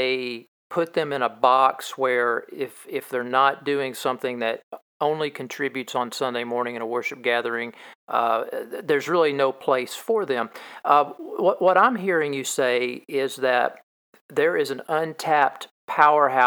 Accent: Kentucky, United States; I am from Kentucky

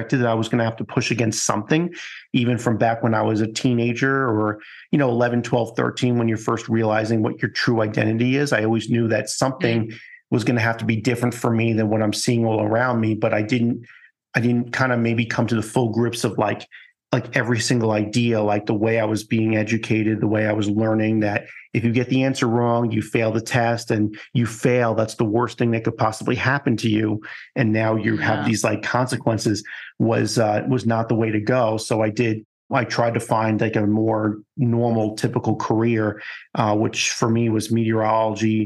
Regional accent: Long Island, New York, United States; growing up in Long Island

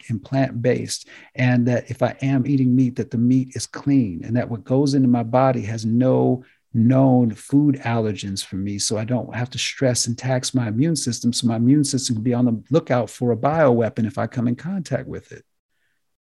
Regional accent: United States; as Americans

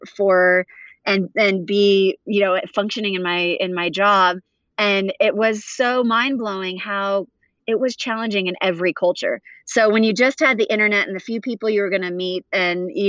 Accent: Huntington Beach, California, United States; also born or lived in South Africa; we grew up in Huntington Beach, and it wasn't until I was about 10 where I moved between South Africa and California.

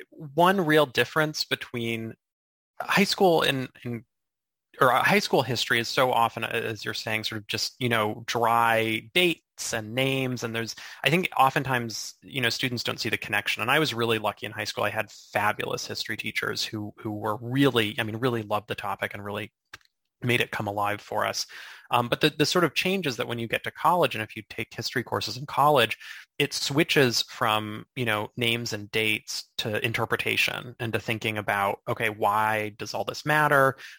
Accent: Kansas, United States; also born or lived in Indiana / Bonn, Germany; I was born in Indiana, okay. But raised for the most part in Kansas.

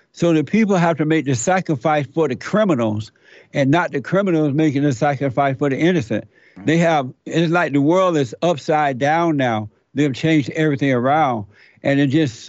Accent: Alabama, United States; I grew up in Alabama under the Jim Crow law

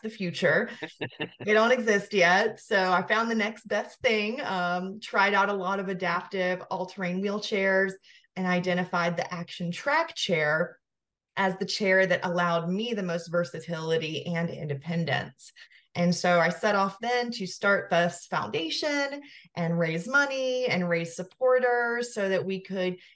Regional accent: the South, United States; moved away as an adult; also born or lived in Georgia; now in Asheville, United States; I'm from the South

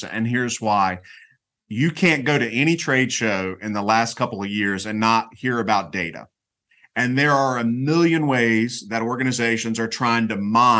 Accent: North Carolina, United States; I grew up in North Carolina, and I actually went to school here

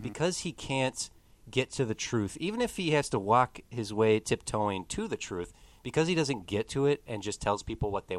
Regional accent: Midwest, United States; I'm Midwestern

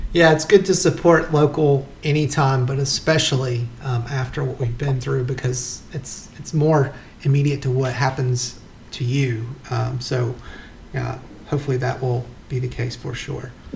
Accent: Wilkes County, North Carolina, United States; moved away; I grew up in Wilkes County, so it wasn't that far uh, when I lived there

